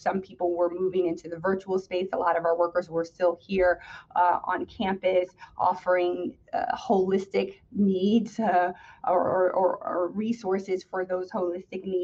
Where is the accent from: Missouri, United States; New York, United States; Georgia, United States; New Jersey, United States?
New Jersey, United States; East Orange; I grew up in the city next door, East Orange, New Jersey